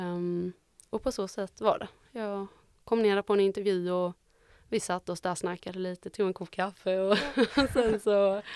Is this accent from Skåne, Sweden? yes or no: yes; Osby, Skåne, Sweden; Jag är från Osby